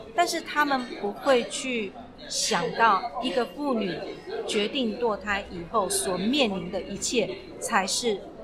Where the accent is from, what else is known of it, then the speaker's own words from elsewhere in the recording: Taiwan; 你知道我们台湾人、中国人传统是，你生完怎么可以喝冷的？